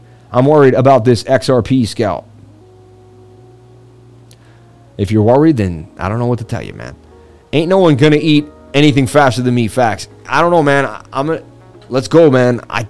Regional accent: Las Vegas, Nevada, United States; Ate it all the time growing up in Vegas.

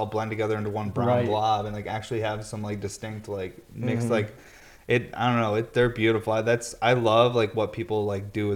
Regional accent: Syracuse, New York, United States; I'm from Syracuse, New York

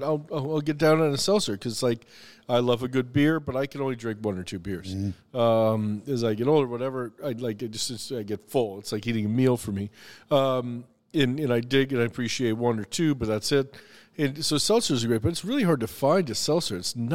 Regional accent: the South, United States; every single item on the menu had a direct connection to my family or childhood or growing up in the South.

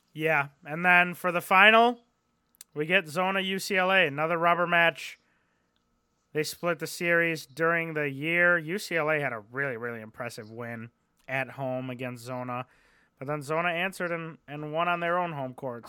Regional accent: Midwest, United States; we're not from the East Coast, we're from the Midwest, but we're in the Eastern time zone

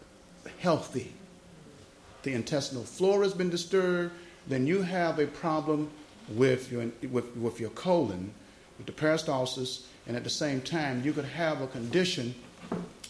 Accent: United States; I'm American

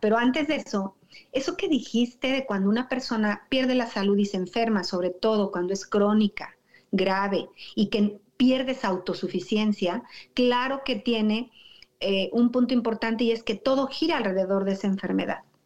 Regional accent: Toluca, State of Mexico, Mexico; moved away; also born or lived in Metepec; yo nací en Toluca, Estado de México, y muchos años viví en Metepec

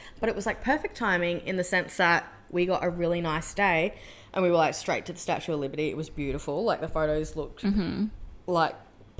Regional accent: Australia; Especially as an Aussie gal.

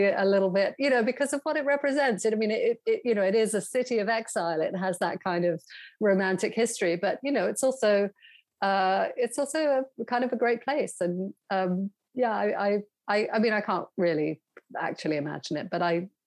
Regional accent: United States; now in London, United Kingdom; So um, I I just I, am like a you know I'm an American in disguise as a British person, sort

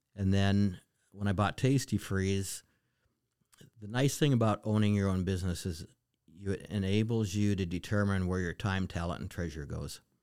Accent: Western Montana, United States; moved away as an adult; now in Alaska, United States; I was born and raised in Montana

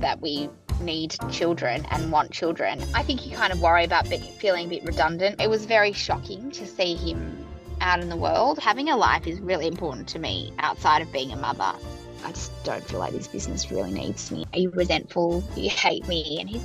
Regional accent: Sydney, New South Wales, Australia; moved away as an adult; also born or lived in New York; now in Melbourne, Australia; I grew up in Sydney and then I moved to New York in my kind of early to mid-20s and worked there for a couple of years

